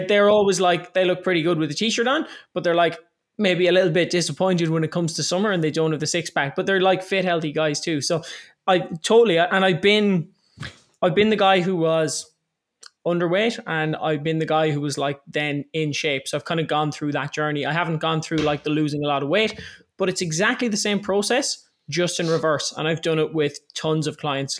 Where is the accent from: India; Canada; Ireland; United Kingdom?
Ireland; I'm twenty-eight years old, I'm Irish